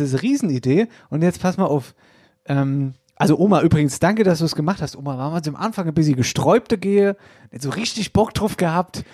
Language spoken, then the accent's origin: German; Oppershofen, Hesse, Germany; Dahinter war noch Obershofen, da wo ich herkomme